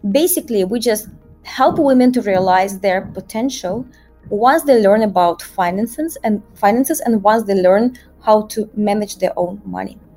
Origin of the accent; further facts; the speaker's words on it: Russia; moved away as an adult; also born or lived in Moscow; now in Rio de Janeiro, Brazil; But uh, originally I'm from Russia and um, I spent 15 years working in banking around the world. I started my career in Moscow